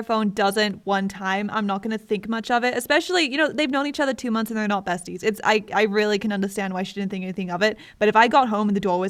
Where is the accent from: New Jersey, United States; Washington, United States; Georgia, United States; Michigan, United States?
Michigan, United States; moved away; I was just in Michigan in my hometown for 2 months